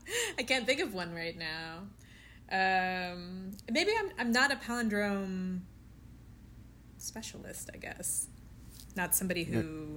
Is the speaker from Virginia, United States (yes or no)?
no; Overland Park, Kansas, United States; moved away as an adult; also born or lived in Independence, Missouri; So I was born in Independence, but I know nothing of Independence. We left when I was 2 years old, and I've never been back. We moved to Kansas City, or Overland Park, actually, to be precise